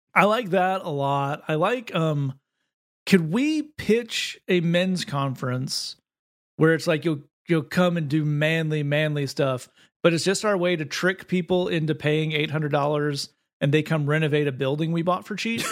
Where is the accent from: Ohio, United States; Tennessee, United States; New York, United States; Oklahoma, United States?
Tennessee, United States; East; I grew up in East Tennessee